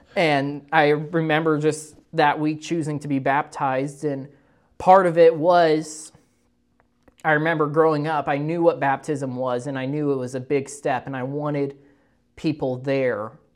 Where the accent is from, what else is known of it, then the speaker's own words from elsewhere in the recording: Moberly, Missouri, United States; I was born and raised in Moberly, Missouri